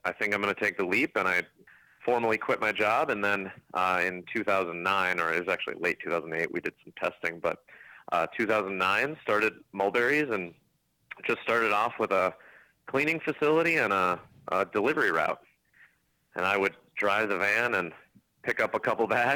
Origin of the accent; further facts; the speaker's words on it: Minneapolis, Minnesota, United States; born and raised in Minnesota, in the Minneapolis-St. Paul area